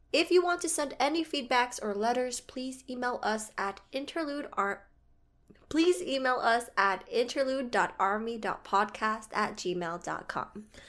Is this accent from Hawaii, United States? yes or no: yes; Hawaii, United States; I was born in Hawaii